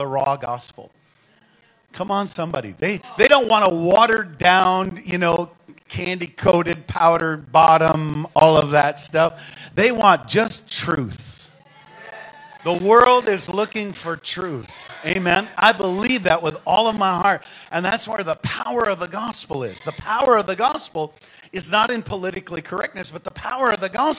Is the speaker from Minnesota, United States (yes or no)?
yes; St. Paul, Minnesota, United States; accent: northern; I was born in St. Paul, Minnesota, and raised there